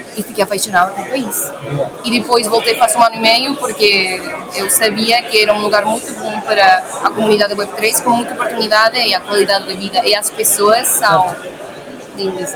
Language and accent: Portuguese; Argentina; Portuguese is a second language; moved away as an adult; now in Lisbon, Portugal; eu sou da Argentina